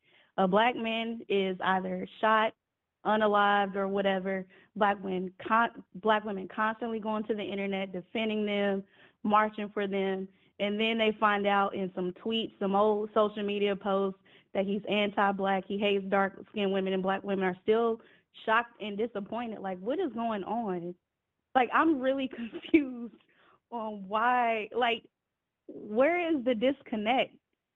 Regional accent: United States; the U.S. I'll just say the U.S.

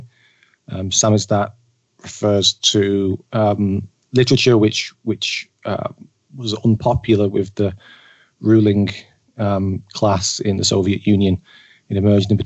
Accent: Manchester, North West England, United Kingdom; moved away; I'm from Manchester originally.

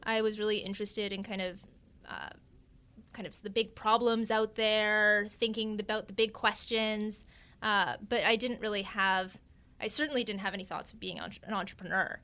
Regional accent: Vancouver Island, British Columbia, Canada; now in New York, United States; I, I am Canadian, uh, a Times, a proud Canadian even. Uh, I grew up on Vancouver Island

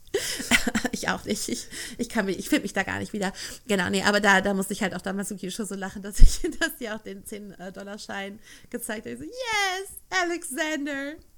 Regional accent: Ruhr area, North Rhine-Westphalia, Germany; ich komme aus NRW

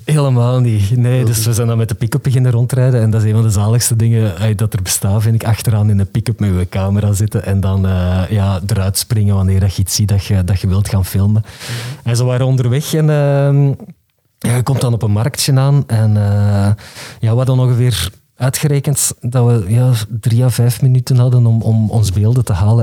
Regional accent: the Kempen, Flanders, Belgium; ik ben van de Kempen.

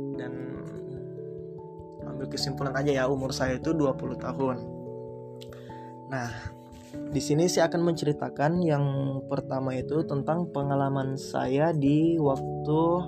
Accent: Makassar, South Sulawesi, Indonesia; di kota saya, di Makassar

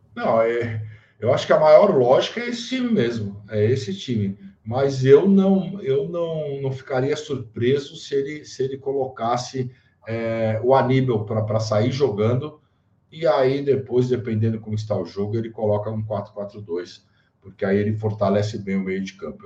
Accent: São Paulo, Brazil; now in Jundiaí, Brazil; eu sou paulistano, sou paulistano de nascimento

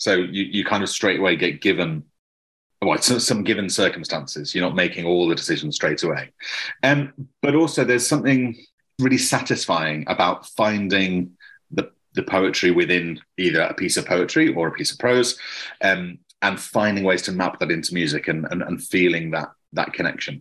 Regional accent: Coventry, West Midlands, United Kingdom; I grew up in Coventry

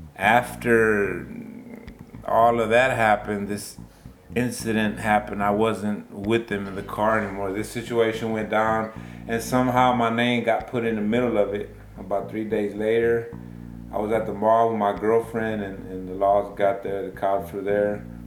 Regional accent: Baytown, Texas, United States; I'm from Baytown, Texas. Born and raised

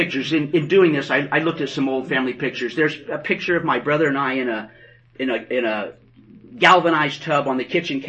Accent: West Terre Haute, Indiana, United States; moved away; I was born in Indiana, West Terre Haute. Not Terre Haute, West Terre Haute.

